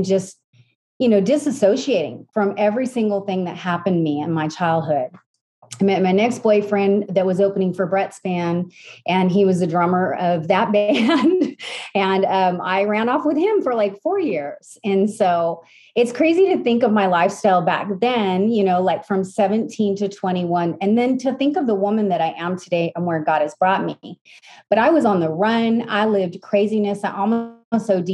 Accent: San Francisco, California, United States; I grew up in California in San Francisco in the suburbs

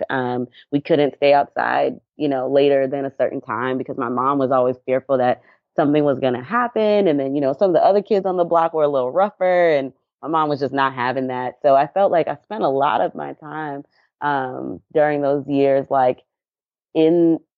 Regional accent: Anniston, Alabama, United States; also born or lived in Dallas; My mom, we were in um, Anniston, like eh, which is closer to I guess Birmingham, Alabama.

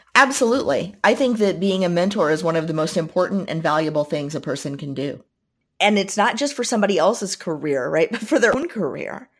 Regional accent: Southern Indiana, United States; I grew up in Southern Indiana

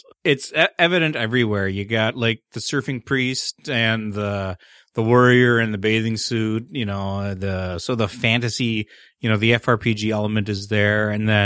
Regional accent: Canada; I am the Canadian.

